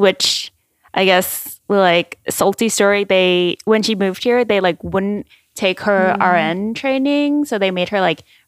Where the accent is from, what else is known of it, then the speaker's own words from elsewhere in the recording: Thailand; English is a second language; moved away; So I'm originally from Thailand